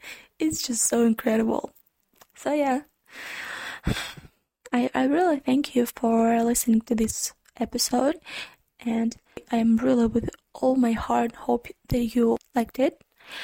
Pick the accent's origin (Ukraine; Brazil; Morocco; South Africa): Ukraine; first language Ukrainian; English is a second language; Actually, the fun thing that I'm a non-native speaker in English. My native language is Ukrainian